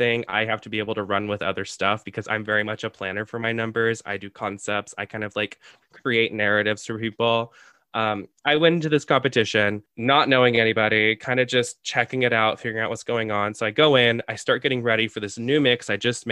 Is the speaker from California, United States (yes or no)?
yes; San Diego, California, United States; now in Chicago, United States; my hometown of San Diego